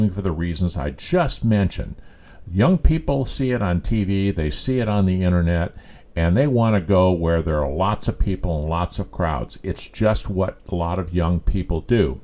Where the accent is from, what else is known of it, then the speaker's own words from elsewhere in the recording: California, United States; moved away as an adult; also born or lived in Europe; now in Mississippi, United States; I'm a person that was born and raised in California.